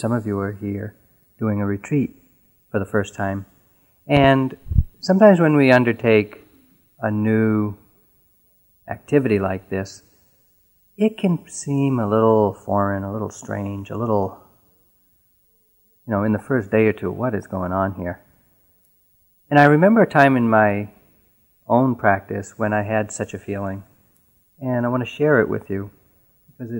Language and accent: English; New England, United States; I was born and raised in New England, and I really hadn't left New England much at all in my life.